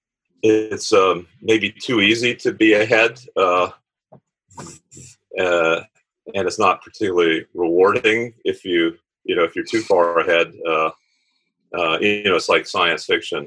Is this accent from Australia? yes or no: no; Tampa, Florida, United States; I was born in Tampa, Florida, MacDill Air Force Base. Lived on the water